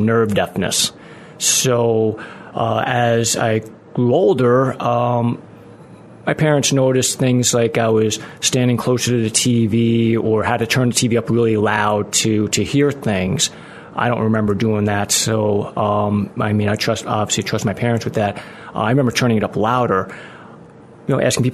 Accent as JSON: {"language": "English", "town": "Yonkers", "region": "New York", "country": "United States", "tie": "born or raised there", "moved": "as an adult", "lives_now": "Arlington Heights, United States", "said": "I grew up in New York. Again, just outside the Bronx, a little suburb of Westchester County, and lived there for almost 30 years"}